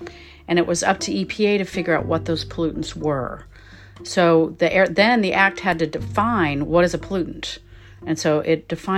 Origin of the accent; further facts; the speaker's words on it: Los Angeles, California, United States; I grew up in Los Angeles, so I was 10 years old in 1970.